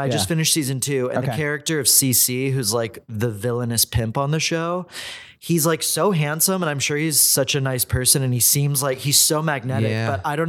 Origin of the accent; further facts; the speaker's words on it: Houston, Texas, United States; moved away; I'm from Houston, Texas.